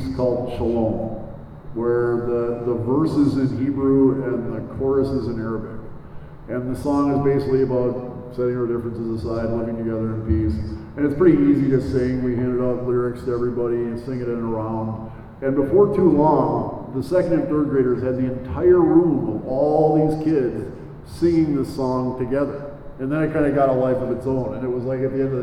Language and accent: English; Mequon, Wisconsin, United States; I grew up in Mequon